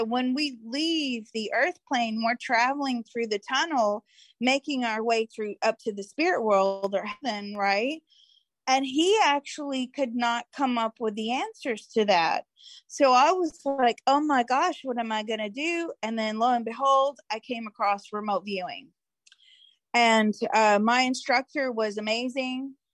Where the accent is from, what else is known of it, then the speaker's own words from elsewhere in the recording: Mississippi, United States; born there; I was born in Mississippi.